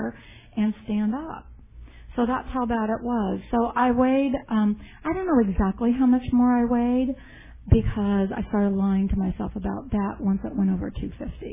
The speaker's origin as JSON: {"language": "English", "town": "Denver", "region": "Colorado", "country": "United States", "tie": "born or raised there", "moved": "yes", "lives_now": "Tempe, United States", "said": "I grew up in Denver, Colorado"}